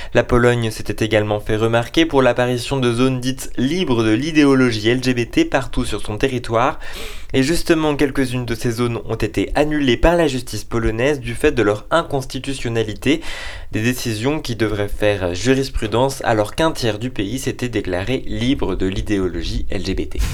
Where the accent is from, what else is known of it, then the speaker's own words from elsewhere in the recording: Bourg-lès-Valence, Auvergne-Rhône-Alpes, France; also born or lived in Lyon; J'ai grandi à Bourg-les-Valences